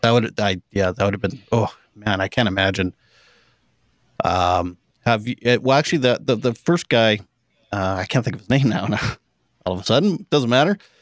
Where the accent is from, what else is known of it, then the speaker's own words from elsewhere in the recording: Canada; I'm Canadian